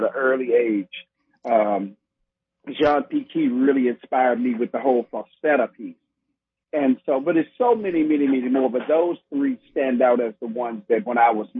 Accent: Millington, Tennessee, United States; also born or lived in Memphis, Tennessee; now in Houston, United States; I'm raised in the outskirts of Memphis, Tennessee, in a place called Millington, Tennessee

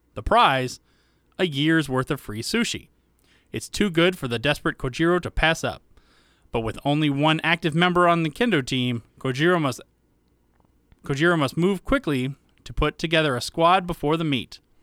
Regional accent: the South, United States; I grew up in the South

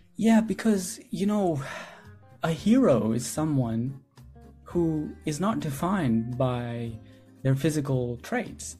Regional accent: India; I'm from India

